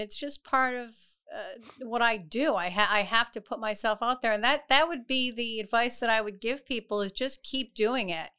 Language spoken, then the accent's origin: English; Providence, Rhode Island, United States; Providence. I actually grew up in the, uh, West End.